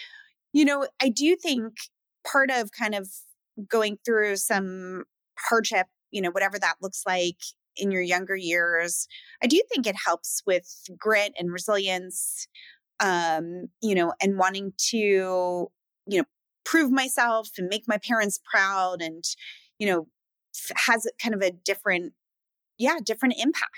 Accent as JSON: {"language": "English", "town": "Philadelphia", "region": "Pennsylvania", "country": "United States", "tie": "born or raised there", "also_born_or_lived": "Seattle, Washington", "said": "I was born in Philadelphia. I lived in Philadelphia, outside of Philadelphia with my mom."}